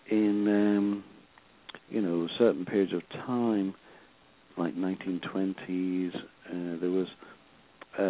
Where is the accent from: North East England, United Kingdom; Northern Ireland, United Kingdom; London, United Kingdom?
North East England, United Kingdom; Sunderland; my hometown, you know, team and the boys, you know, Sunderland boys